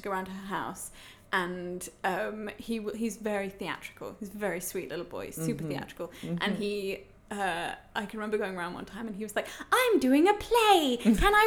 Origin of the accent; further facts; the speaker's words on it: England, United Kingdom; moved away as an adult; now in Germany; I'm English